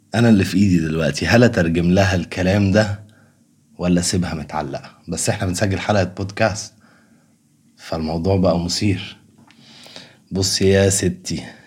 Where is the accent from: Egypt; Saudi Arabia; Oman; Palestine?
Egypt; كمصريين وكعرب